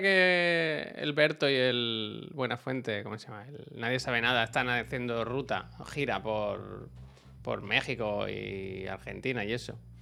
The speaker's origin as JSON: {"language": "Spanish", "town": "Badalona", "region": "Catalonia", "country": "Spain", "tie": "born or raised there", "said": "aquí en Barcelona, o en Badalona al menos, cuando yo era pequeño"}